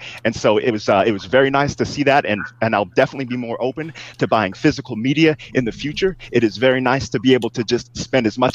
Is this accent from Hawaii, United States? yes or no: no; Northern California, United States; I'm from Northern California.